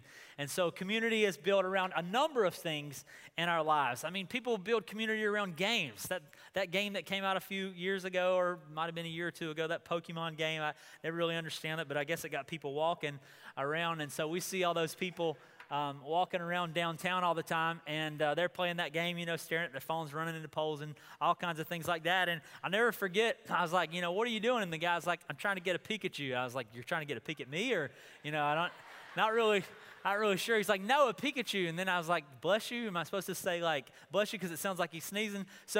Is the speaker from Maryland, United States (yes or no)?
no; Goldsboro, North Carolina, United States; also born or lived in Wilmington, North Carolina; oh, I'm from North Carolina.